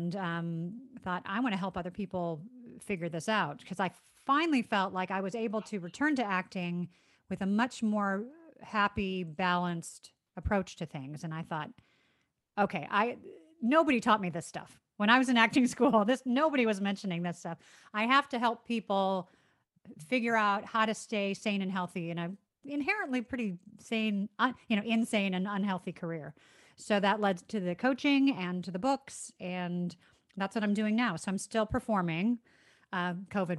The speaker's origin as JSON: {"language": "English", "town": "Chicago", "region": "Illinois", "country": "United States", "tie": "born or raised there", "also_born_or_lived": "South Florida", "moved": "as an adult", "lives_now": "San Diego, United States", "said": "I grew up in Chicago."}